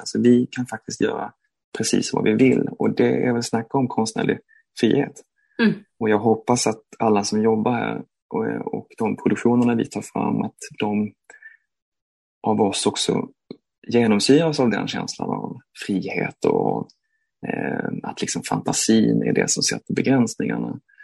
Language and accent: Swedish; Malmö, Skåne, Sweden; Jag är jag är från Malmö och eh, växte upp i eh, Malmö